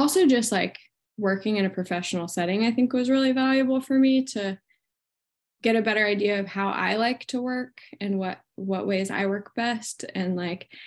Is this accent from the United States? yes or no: yes; Winston-Salem, North Carolina, United States; also born or lived in Atlanta, Georgia; now in Chapel Hill, United States; I'm originally from Winston-Salem and my family lives there still.